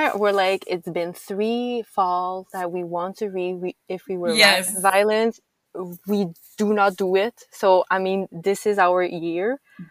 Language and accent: English; Canada; I'm French Canadian, so I speak French.